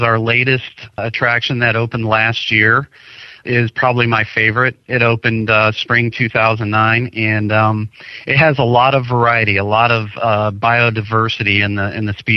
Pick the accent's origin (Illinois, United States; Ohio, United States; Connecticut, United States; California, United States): Ohio, United States; I'm from Ohio, so I used to go to Cedar Point when I was younger